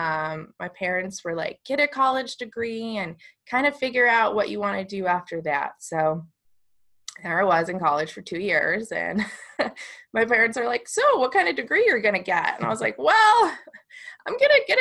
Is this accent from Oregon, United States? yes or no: no; Park City, Utah, United States; also born or lived in Arizona; So I grew up in Park City, Utah. We moved there from Arizona when I was about 10. So I've spent the majority of my life in Park City